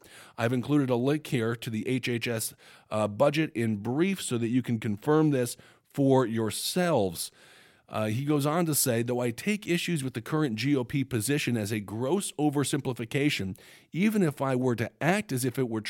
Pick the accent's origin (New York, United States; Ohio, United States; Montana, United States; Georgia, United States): Montana, United States; For example, in my home state of Montana, Medicaid no longer covers mental health services not provided by a licensed provider